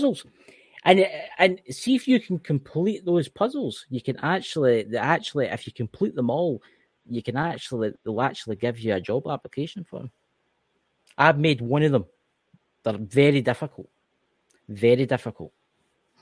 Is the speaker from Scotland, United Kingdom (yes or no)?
yes; Scotland, United Kingdom; I'm Scottish.